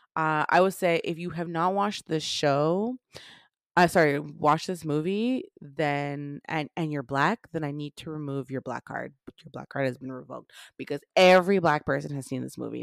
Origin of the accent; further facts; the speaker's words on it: Jamaica; I'm Jamaican.